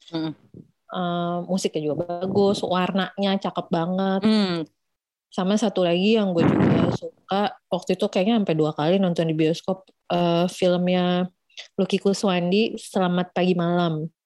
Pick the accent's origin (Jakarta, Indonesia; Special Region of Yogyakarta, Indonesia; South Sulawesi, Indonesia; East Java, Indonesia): Jakarta, Indonesia; kena banget sebagai orang Jakarta yang punya love hate relationship dengan kota ini